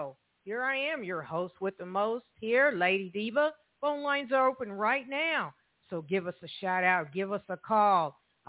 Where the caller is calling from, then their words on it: Evansville, Indiana, United States; I'm calling from Evansville, Indiana.